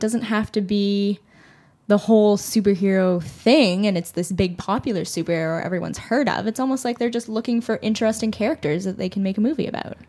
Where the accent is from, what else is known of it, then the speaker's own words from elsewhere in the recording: Toronto, Ontario, Canada; growing up in Toronto, it never felt like, like an other. I always felt like this was my home, this is where I grew up